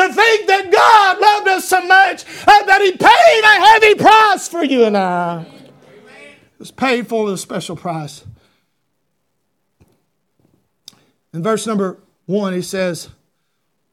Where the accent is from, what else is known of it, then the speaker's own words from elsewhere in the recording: Talmo, Georgia, United States; as a boy, we lived in a mobile home out in the middle of a community called Talmo, Georgia.